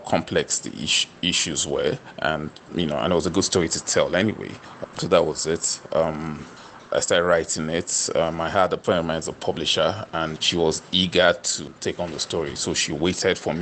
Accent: Niger Delta, Nigeria; I'm from the Niger Delta region in Nigeria

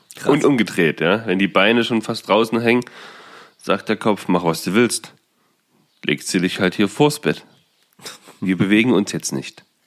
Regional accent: Saxony-Anhalt, Germany; bei uns in Sachsen-Anhalt

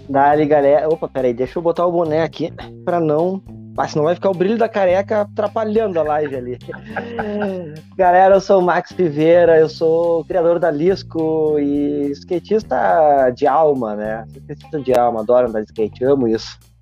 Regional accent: Porto Alegre, Rio Grande do Sul, Brazil; no bairro onde eu cresci, no Santana, aqui em Porto Alegre

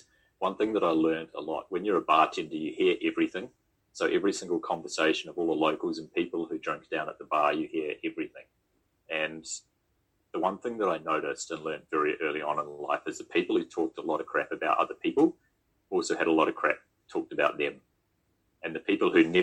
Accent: Auckland, New Zealand; moved away as an adult; also born or lived in Bend, Oregon / United Kingdom; now in Queenstown, New Zealand; my hometown in Greenhithe

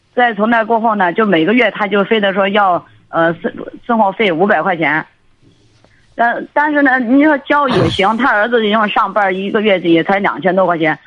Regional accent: southern China, China; now in Beijing, China; 在北京，我都是那个南方人

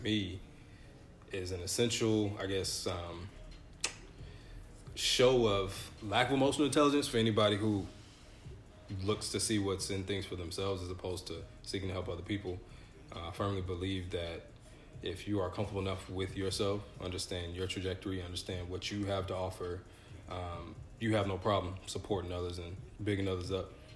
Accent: Atlanta, Georgia, United States; also born or lived in Grand Rapids, Michigan; I'm from Atlanta

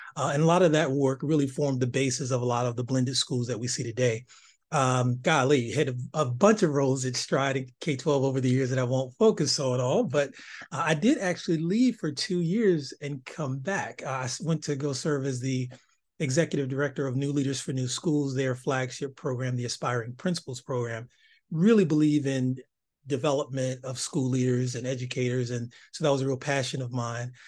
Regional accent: East Cleveland, Ohio, United States; growing up in East Cleveland, Ohio

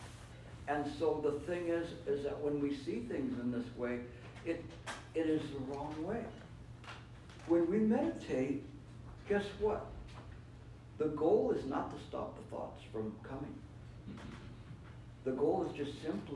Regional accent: California, United States; I come from California

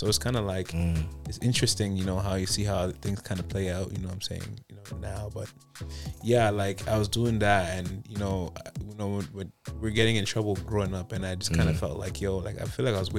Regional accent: Toronto, Ontario, Canada; growing up in Jane Finch and whatnot, like I grew up with a lot of shootings, a lot of friends died and whatnot.

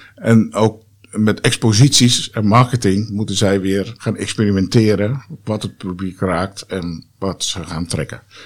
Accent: Haarlem, North Holland, Netherlands; moved away; also born or lived in Amsterdam / Lelystad; ik ben eh, eh, opgegroeid in Haarlem, geboren in Amsterdam, maar ik ben echt in Haarlem opgegroeid

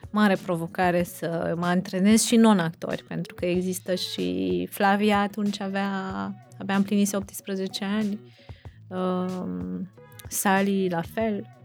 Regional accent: Brașov, Brașov County, Romania; noi suntem din Brașov și am bătut pariu cu soțul meu că e, nu e în Brașov și e filmat în altă parte

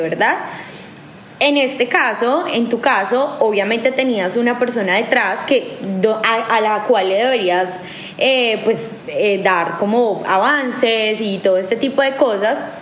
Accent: Colombia

